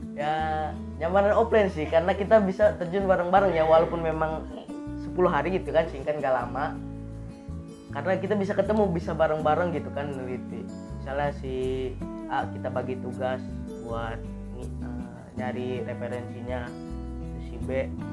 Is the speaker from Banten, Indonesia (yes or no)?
yes; Tangerang, Banten, Indonesia; now in Serang, Indonesia; asal dari Tangerang